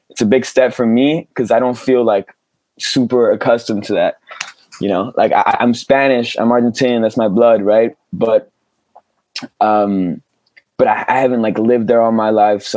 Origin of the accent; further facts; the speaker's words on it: near Geneva, Switzerland; I grew up in Switzerland, which is in the French speaking part of Switzerland, by Geneva